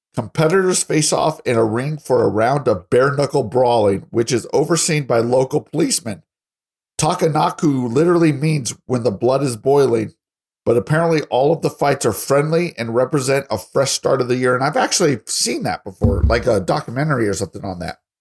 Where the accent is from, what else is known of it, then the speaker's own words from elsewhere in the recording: Colorado Springs, Colorado, United States; now in Texas, United States; I'm from Colorado Springs